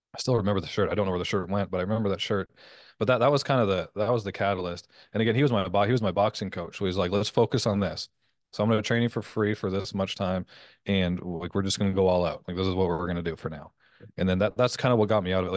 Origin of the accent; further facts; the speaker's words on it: Canada; moved away as an adult; also born or lived in Las Vegas; I'm Canadian